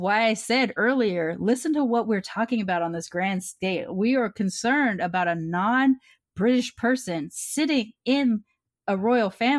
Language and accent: English; United States; I'm still raised here as an American mixed kid